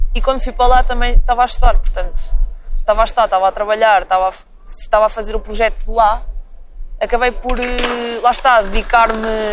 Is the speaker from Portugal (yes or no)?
yes; Tondela, Centro, Portugal; moved away as an adult; also born or lived in England; now in Lisbon, Portugal; eu sou de Campo de Tondela